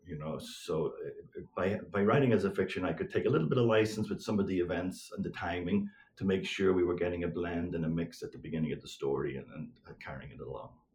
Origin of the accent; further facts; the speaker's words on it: Northern Ireland, United Kingdom; growing up in Northern Ireland uh, uh during the seven, seven, 1970s and 80s